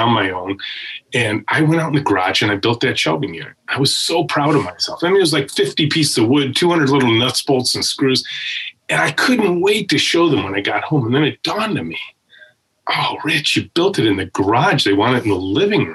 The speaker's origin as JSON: {"language": "English", "area": "Macomb County", "region": "Michigan", "country": "United States", "tie": "born or raised there", "said": "I grew up in Macomb County. I'm a pure Michigan kid"}